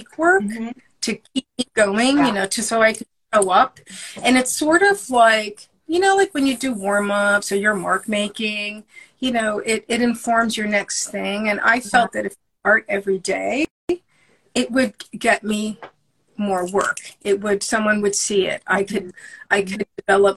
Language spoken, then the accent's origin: English; New York City, New York, United States; now in New England, United States; I live in New England, and I'm originally from Brooklyn